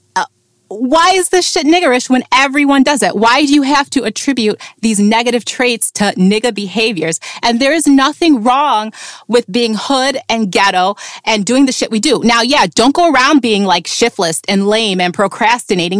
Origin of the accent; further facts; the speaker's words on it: upstate New York, United States; not New York City though, upstate New